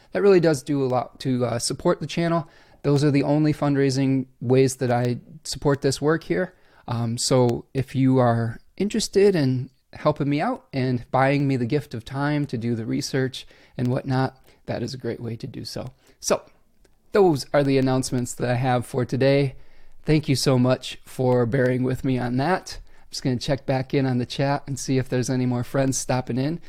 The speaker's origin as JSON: {"language": "English", "town": "Oak Park", "region": "Illinois", "country": "United States", "tie": "born or raised there", "moved": "yes", "lives_now": "Michigan, United States", "said": "I was born in Oak Park, Illinois"}